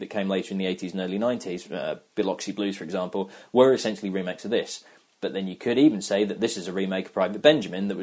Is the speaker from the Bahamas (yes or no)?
no; United Kingdom; I'm British.